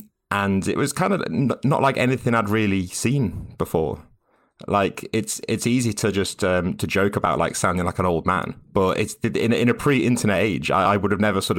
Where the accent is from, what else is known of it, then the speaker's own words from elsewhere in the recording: West Midlands, United Kingdom; So I grew up in Staffordshire, in a very small town in Staffordshire, sort of about an hour north of Birmingham.